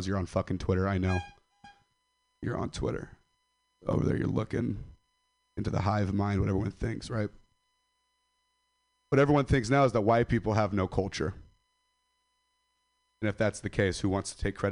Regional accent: Stockton, California, United States; Stockton, California. I'm from Stockton

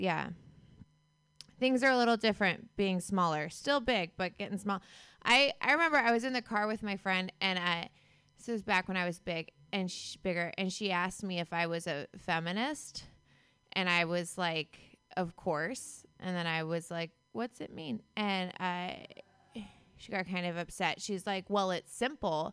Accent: Lincoln City, Oregon, United States; I'm from Oregon. I grew up in Lincoln City, which is a tiny coastal town in Oregon

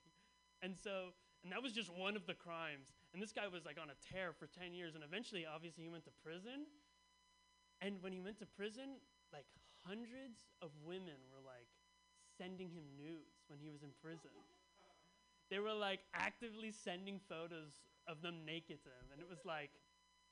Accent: Bay Area, California, United States; born or raised there

